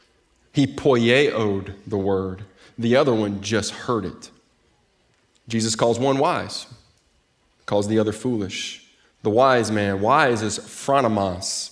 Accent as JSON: {"language": "English", "region": "Mississippi Delta", "country": "United States", "tie": "born or raised there", "also_born_or_lived": "Jackson, Mississippi", "moved": "as an adult", "lives_now": "Texas, United States", "said": "I'm from the Mississippi Delta. I grew up 8 miles from the Mississippi River"}